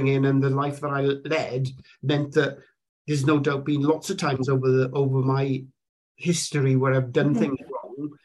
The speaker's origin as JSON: {"language": "English", "region": "South Wales Valleys", "country": "United Kingdom", "tie": "born or raised there", "said": "I grew up in the South Wales Valleys, very kind of, very much a white upbringing"}